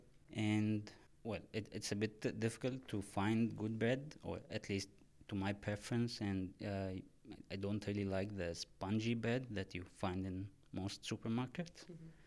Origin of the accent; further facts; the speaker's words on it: Egypt; also born or lived in Haarlem, Netherlands / Amsterdam, Netherlands; now in Maastricht, Netherlands; I'm originally from Egypt. And now I live in Maastricht for work.